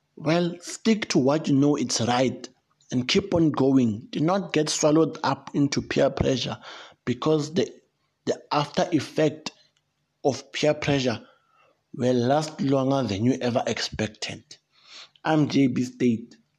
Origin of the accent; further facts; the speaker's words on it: South Africa; I come from South Africa